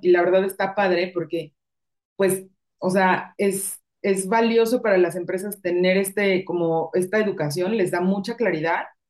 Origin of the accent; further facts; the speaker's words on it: Mexico City, Mexico; moved away as an adult; also born or lived in Madrid; now in Guadalajara, Mexico; yo soy de Ciudad de México y o casi cinco años viviendo en Guadalajara